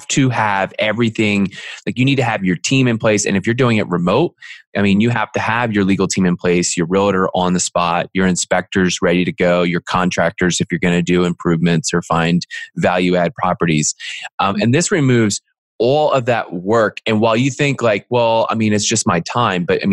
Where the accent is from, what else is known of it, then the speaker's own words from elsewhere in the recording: Philadelphia, Pennsylvania, United States; moved away; also born or lived in Franklin, Tennessee / Seattle; I'm originally from Philly